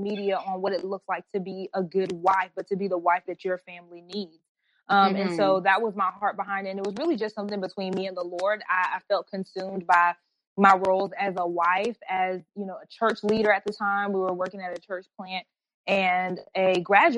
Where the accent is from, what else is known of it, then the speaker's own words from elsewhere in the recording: Atlanta, Georgia, United States; We live in Atlanta. I'm from Atlanta. For the most part. I'm pretty much a Georgia peach. I've been there most of my life.